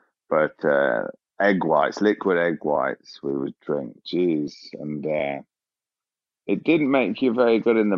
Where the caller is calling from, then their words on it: London, United Kingdom; Yeah, I've got a little accent going on here. I'm in London in the UK.